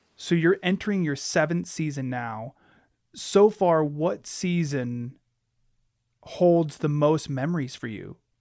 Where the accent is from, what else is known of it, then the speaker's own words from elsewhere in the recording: Alaska, United States; I was born and raised in Alaska.